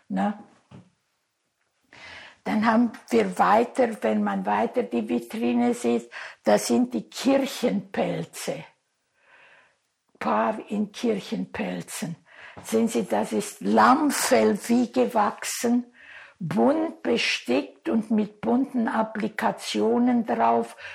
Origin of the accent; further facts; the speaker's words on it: Talmisch, Sibiu County, Romania; born there; also born or lived in Großau; Gut, wir, ich bin ja hier in Talmisch geboren und dann kam ich nach Großau.